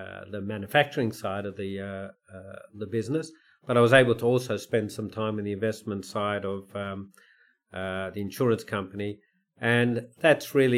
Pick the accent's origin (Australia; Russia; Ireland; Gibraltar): Australia; Melbourne, Victoria; also born or lived in New York; I wanted to be in my hometown of Melbourne, where my family was